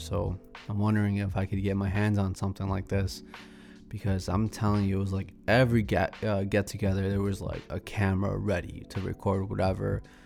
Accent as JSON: {"language": "English", "town": "Celaya", "region": "Guanajuato", "country": "Mexico", "moved": "yes", "lives_now": "Chicago, United States", "said": "I'm from Celaya, Guanajuato, so shout out to all my people from Guanajuato"}